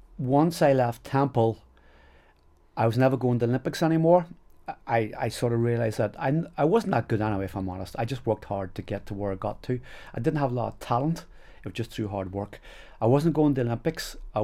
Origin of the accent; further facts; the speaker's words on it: Enniskillen, Northern Ireland, United Kingdom; moved away as an adult; also born or lived in England / Australia / New Zealand; I'm from Fermanagh. I love Fermanagh. This was our county team.